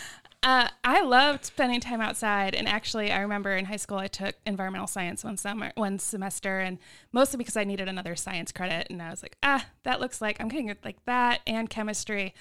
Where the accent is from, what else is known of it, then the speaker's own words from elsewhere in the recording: Hoover, Alabama, United States; now in Texas, United States; I grew up in Alabama.